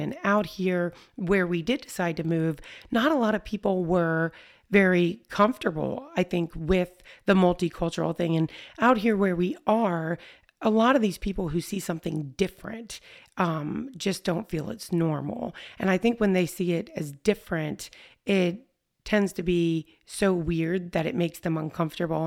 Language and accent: English; United States; I was born an American